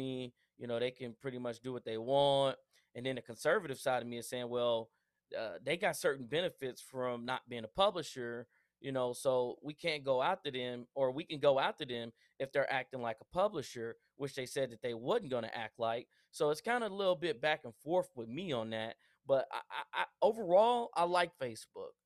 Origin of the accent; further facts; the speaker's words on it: Spencer, Oklahoma, United States; I grew up in Spencer, Oklahoma